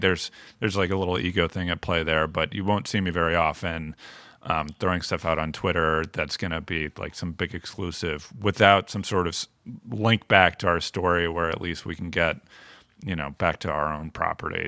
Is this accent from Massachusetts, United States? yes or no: yes; Chelmsford, Massachusetts, United States; now in Providence, United States; I'm from Massachusetts, uh, from Chelmsford, Mass, just outside of Lowell